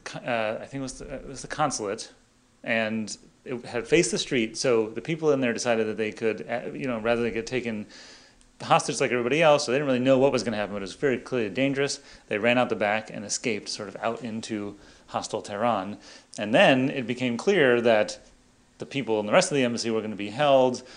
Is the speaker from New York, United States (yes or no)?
no; Los Angeles, California, United States; I grew up in Los Angeles